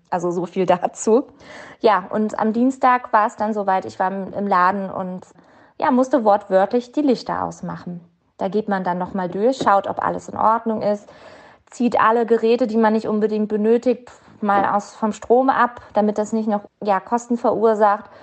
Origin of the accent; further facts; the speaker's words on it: Mainz, Rhineland-Palatinate, Germany; uns als Mainzer